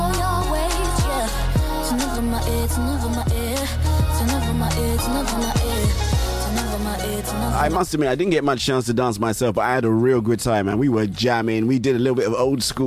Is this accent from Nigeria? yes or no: yes; Nigeria; now in United Kingdom; I'm from Nigeria